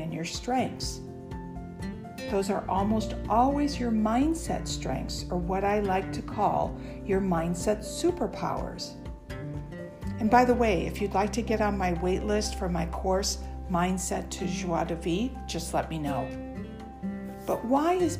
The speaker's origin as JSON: {"language": "English", "country": "United States", "said": "I'm an American"}